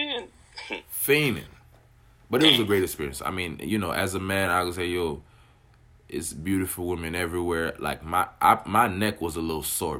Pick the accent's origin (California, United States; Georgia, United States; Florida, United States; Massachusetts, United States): Florida, United States; Miami; also born or lived in Haiti; Growing up in Miami